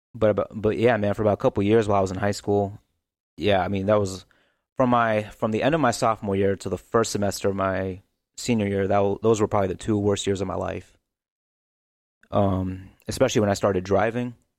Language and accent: English; St. Louis, Missouri, United States; also born or lived in Kansas City; I was born in North County, um, in St. Louis